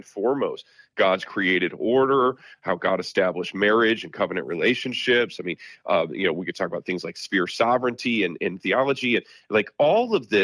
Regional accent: South Bend, Indiana, United States; growing up here and really, you know, now pastoring in my hometown in South Bend, Indiana

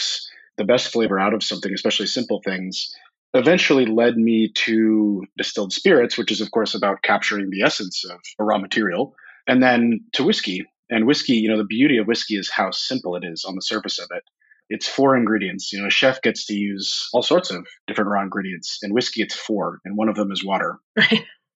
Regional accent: Tacoma, Washington, United States; also born or lived in Seattle; I grew up here in the Pacific Northwest. So I live in Seattle now, but I grew up about 30, 45 minutes south of here. So born and raised here all my life

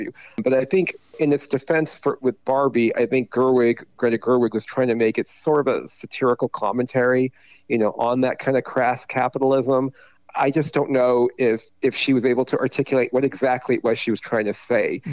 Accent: Taiwan; moved away; I was born in Taiwan, and my father was from China, my mother was from Taiwan

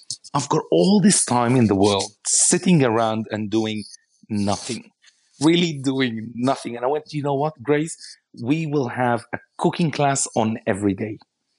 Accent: Israel; you know, I come from Israel, and the majority of my family lives in Israel, and my wife is Aussie

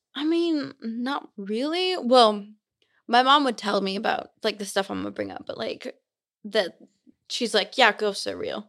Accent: Simi Valley, California, United States; also born or lived in Utah; now in Provo, United States; I'm from California. I'm not from here

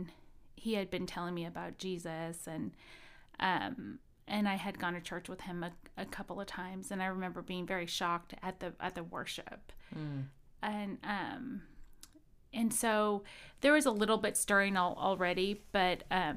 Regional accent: Midwest, United States; So I went to high school here in the Midwest, and I grew up in the Midwest.

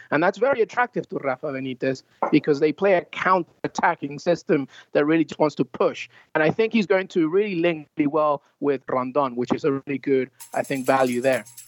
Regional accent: England, United Kingdom; moved away; I have family in England, uh, I grew up in England

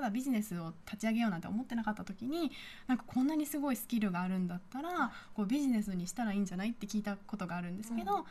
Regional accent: Peru; 特に私たちペルー人の女性は飾り付けが得意で日本人のスタッフは苦手なので、

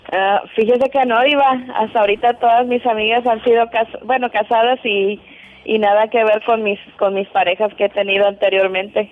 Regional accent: Veracruz, Mexico; soy de Veracruz, México

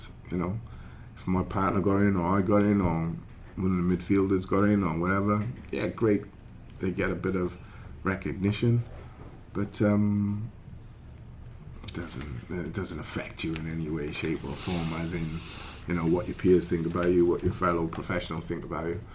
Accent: Welsh, Wales, United Kingdom; we're Welsh

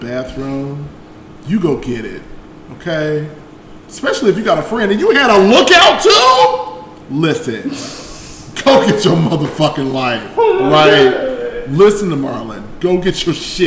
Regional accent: Chicago, Illinois, United States; I'm from Chicago.

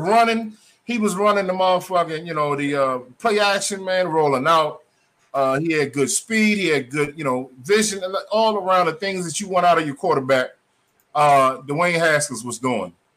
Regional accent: Maryland, United States; also born or lived in Spartanburg, South Carolina; we are from Maryland. I'm from Maryland

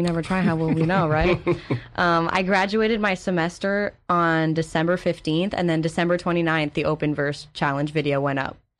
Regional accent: Montreal, Quebec, Canada; moved away as an adult; I'm from Montreal. originally.

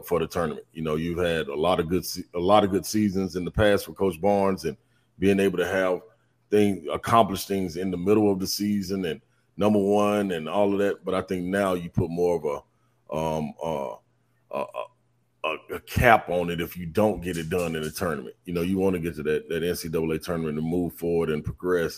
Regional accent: Nashville, Tennessee, United States; I grew up in Nashville

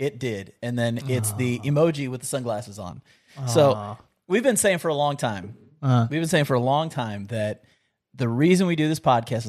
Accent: West Virginia, United States; born there; also born or lived in Kentucky; I was born in West Virginia, bro.

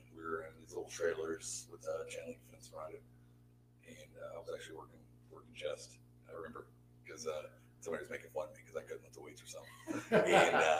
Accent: outside of Houston, Texas, United States; moved away as an adult; also born or lived in San Diego, California / Waveland, Mississippi; I'm from, you know, from outside of Houston and living in San Diego.

